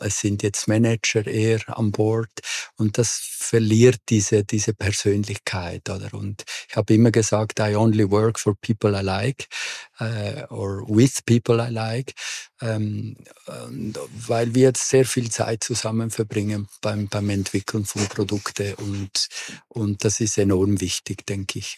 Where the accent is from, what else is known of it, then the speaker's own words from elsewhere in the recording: Córdoba, Argentina; also born or lived in Buenos Aires; now in Zurich, Switzerland; Also geboren bin ich in Buenos Aires, aber wirklich aufgewachsen bin ich in Cordoba.